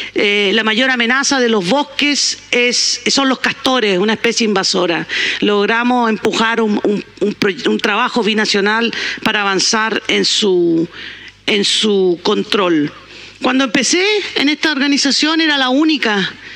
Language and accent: Spanish; Valparaíso, Chile; Soy porteña.